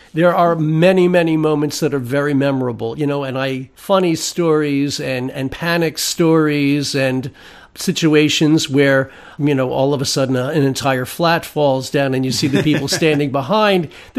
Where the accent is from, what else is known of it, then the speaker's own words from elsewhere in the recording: Germany; accent: German; English is a second language; I was trying to get rid of a very thick German accent that I had, because English is not my first language.